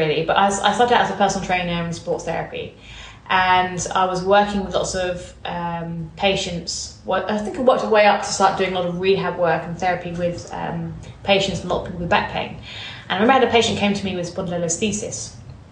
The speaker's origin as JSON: {"language": "English", "country": "United Kingdom", "tie": "born or raised there", "also_born_or_lived": "Bournemouth", "said": "I grew up and lived in west side of London, so sort of Buckinghamshire way"}